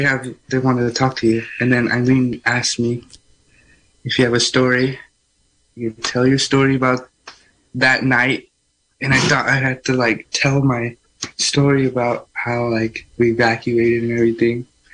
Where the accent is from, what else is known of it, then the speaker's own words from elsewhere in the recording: Redwood Valley, California, United States; I'm from Red Valley.